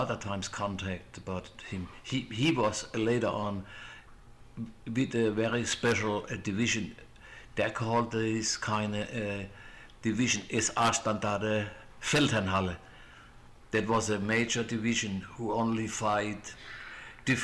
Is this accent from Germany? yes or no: yes; near Mannheim, Baden-Württemberg, Germany; English is a second language; moved away; my hometown was about 8 miles away from city of Mannheim.